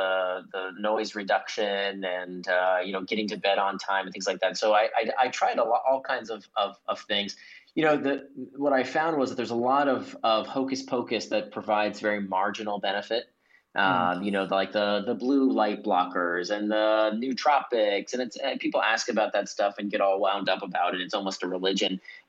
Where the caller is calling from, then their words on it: Singapore; it is 8:30 p.m. over here in Singapore. I'm calling in from Singapore.